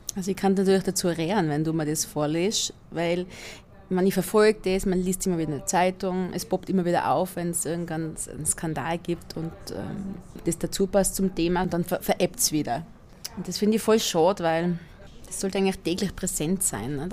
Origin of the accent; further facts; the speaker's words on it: Inzing, Tyrol, Austria; moved away as an adult; also born or lived in Vienna; now in Styria, Austria; die Ortschaft, wo ich aufgewachsen bin, heißt Inzing. Wo ist das? In der Mitte von Tirol, zwischen Innsbruck und Delfs